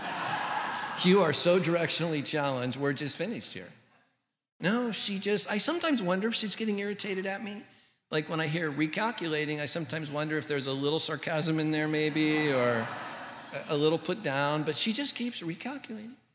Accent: Santa Ana, California, United States; our little house that I grew up in in Santa Ana

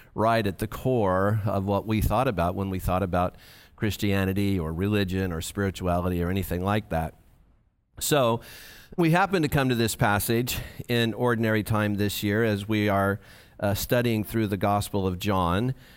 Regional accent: United States; for us as American evangelicals

